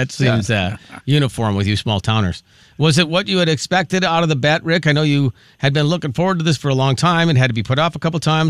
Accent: North St. Paul, Minnesota, United States; when I was growing up in North St. Paul

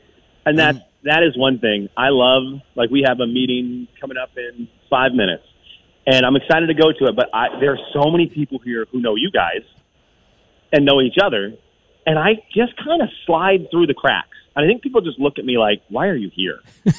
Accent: Venezuela; a man who lived about 2 hours from where I grew up in Venezuela.

